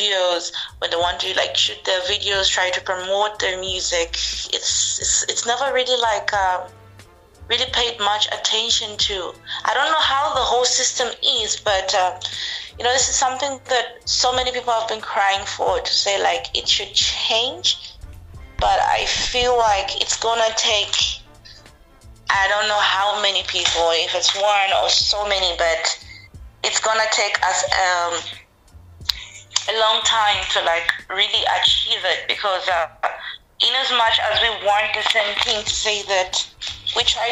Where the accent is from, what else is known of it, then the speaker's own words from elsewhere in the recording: Livingstone, Southern Province, Zambia; now in United Kingdom; growing up like in Zambia, it's I would say it's, particularly Livingston itself where I am